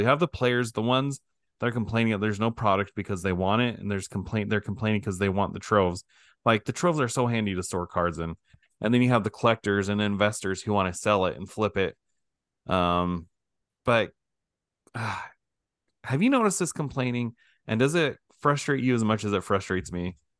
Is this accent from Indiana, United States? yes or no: no; Idaho, United States; I'm from Idaho